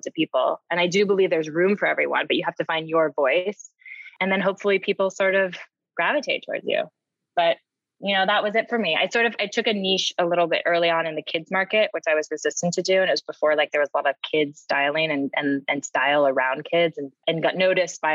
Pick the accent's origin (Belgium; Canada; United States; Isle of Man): United States; San Francisco, California; moved away; I grew up in San Francisco